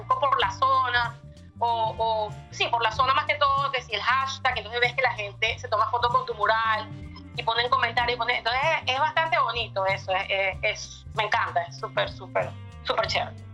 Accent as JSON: {"language": "Spanish", "town": "Caracas", "region": "Capital District", "country": "Venezuela", "also_born_or_lived": "Miami", "moved": "as an adult", "lives_now": "United States", "said": "Sí, soy de Caracas, vivo en Caracas"}